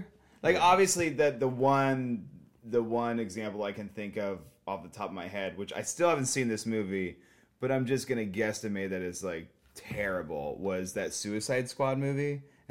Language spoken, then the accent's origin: English; Southern California, United States; moved away as an adult; also born or lived in Long Beach, California; now in Portland, United States; I grew up in Southern California, and I lived there up until I was, like, 22